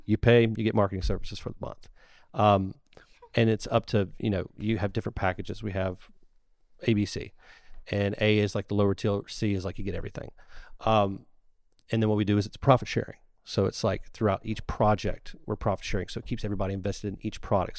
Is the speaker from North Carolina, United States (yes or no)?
no; Ocean Springs, Mississippi, United States; I was born in the Ocean Springs Hospital